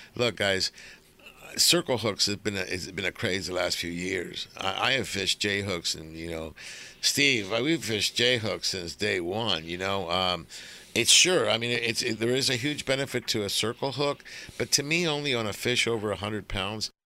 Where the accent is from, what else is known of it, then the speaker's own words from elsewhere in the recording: Argentina; now in United States; I'm I'm from Argentina. I was born there